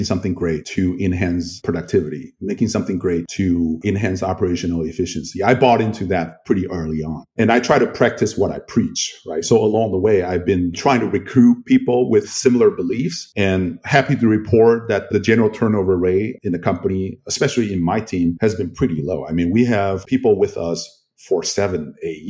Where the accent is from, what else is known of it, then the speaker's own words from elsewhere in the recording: Kaohsiung, Taiwan; I was born and raised in Kaohsiung